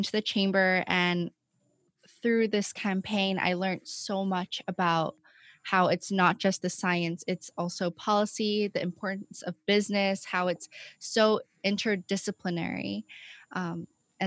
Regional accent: Hong Kong; now in Boston, United States; I'm from Hong Kong, and I'm currently at Boston University

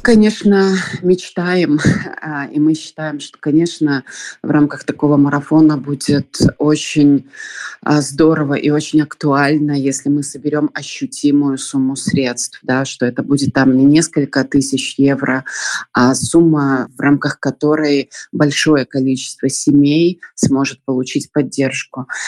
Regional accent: Belarus; moved away as an adult; мы из Беларуси

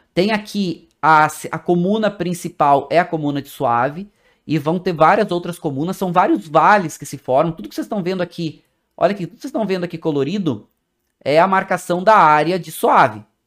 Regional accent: Brazil; Como nós brasileiros

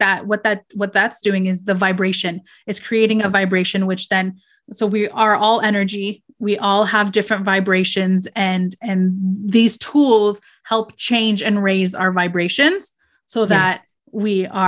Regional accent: Canada; our parents being first generation Canadians, we both are

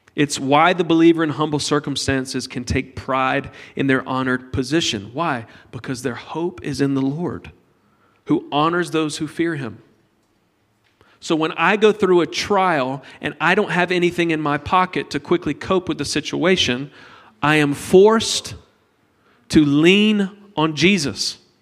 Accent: United States; we're from America

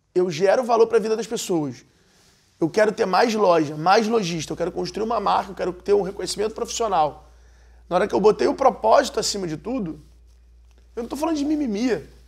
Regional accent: Rio de Janeiro, Brazil; eu sou carioca

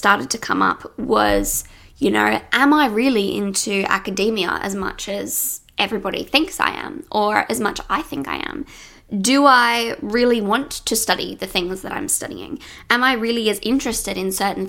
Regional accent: Sydney, New South Wales, Australia; in Australia, where I live. I'm from Sydney

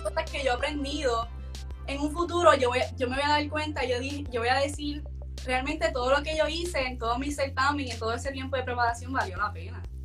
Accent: Puerto Rico

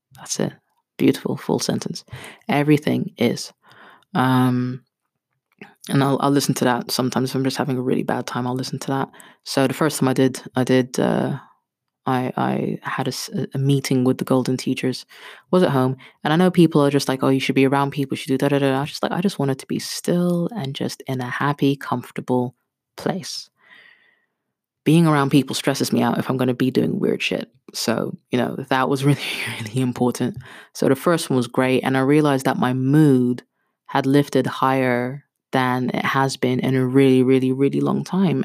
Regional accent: Kenya; I'm Kenyan

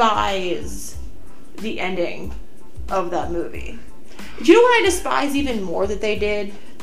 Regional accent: Minnesota, United States; born or raised there

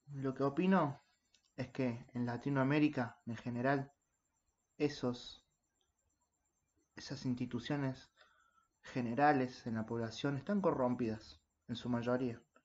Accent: Argentina; en mi país, Argentina

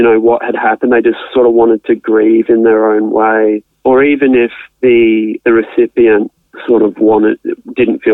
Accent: Australia; I'm an Australian resident, born in Australia

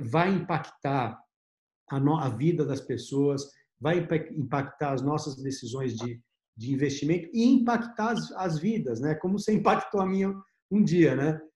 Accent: Brazil; como brasileiro

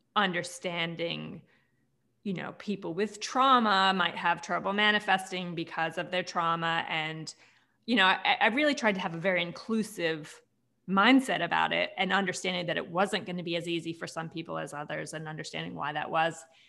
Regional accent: United States; now in Australia; even though I am American

